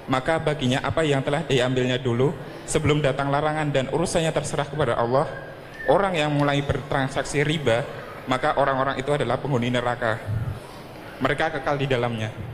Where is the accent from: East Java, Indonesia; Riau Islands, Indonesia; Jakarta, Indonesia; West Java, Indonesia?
West Java, Indonesia; Cikarang; Saya dari Parum Cikarang Baru.